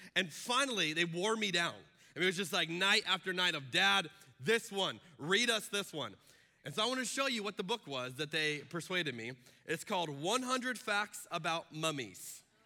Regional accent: Arizona, United States; I'm from Arizona, where they do not do daylight savings time.

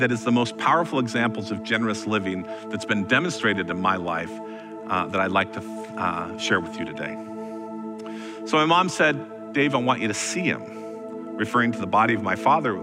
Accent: Vernonia, Oregon, United States; also born or lived in Parkrose, Portland, Oregon; I was born and raised out in Vernonia, Oregon

